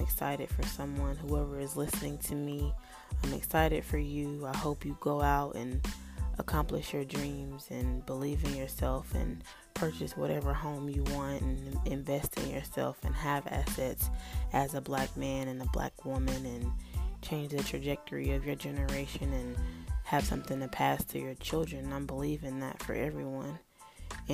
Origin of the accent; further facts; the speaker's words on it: North Carolina, United States; moved away as an adult; now in Florida, United States; I was born and raised in North Carolina